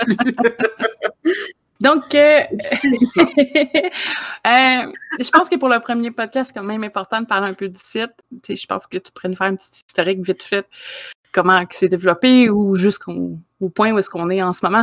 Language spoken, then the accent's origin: French; Quebec, Canada; je suis euh, du Québec aussi